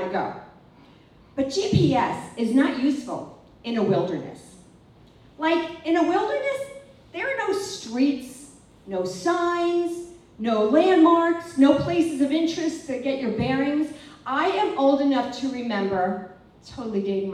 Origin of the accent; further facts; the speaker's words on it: Long Island, New York, United States; moved away as an adult; also born or lived in Mexico City; I didn't grow up in Manhattan, I grew up in Long Island